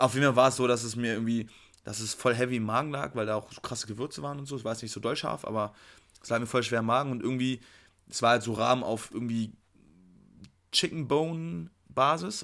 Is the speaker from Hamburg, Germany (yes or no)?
yes; Hamburg, Germany; moved away; ich komme ja aus Hamburg